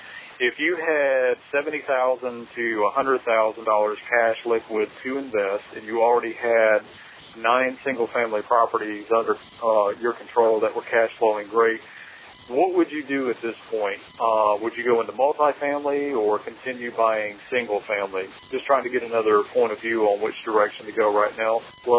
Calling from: Atlanta, Georgia, United States; I'm calling from Atlanta, Georgia.

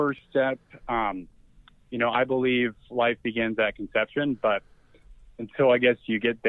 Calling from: Texas, United States; Hey, this is a red state. We're in Texas, baby.

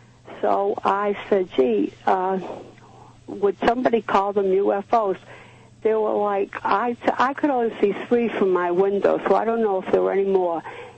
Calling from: Dartmouth, Massachusetts, United States; from Dartmouth.

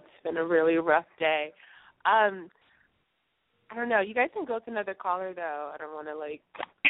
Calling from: Upper Marlboro, Maryland, United States; I'm 25, and I'm calling from Upper Marlboro, Maryland.

